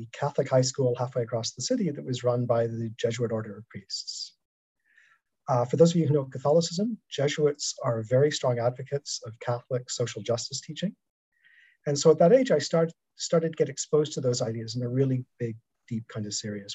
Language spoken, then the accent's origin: English; Toronto, Ontario, Canada; my hometown ice hockey team, the Toronto Maple Leafs